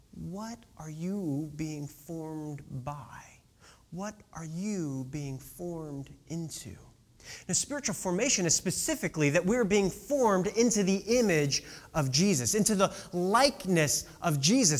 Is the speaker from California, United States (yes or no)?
no; Decatur, Illinois, United States; my hometown of Decatur, Illinois.